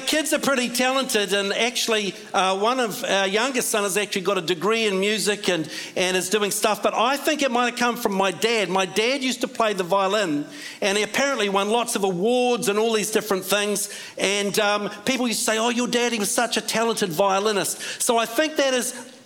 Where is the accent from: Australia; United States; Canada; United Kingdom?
United Kingdom; Scotland; now in New Zealand; I'm Scottish.